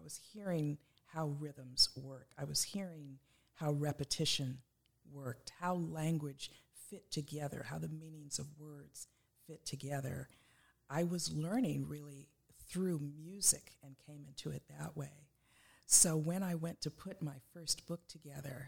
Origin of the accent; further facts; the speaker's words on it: Los Angeles, California, United States; I was born and raised in Los Angeles. I'm that rare native Angeleno.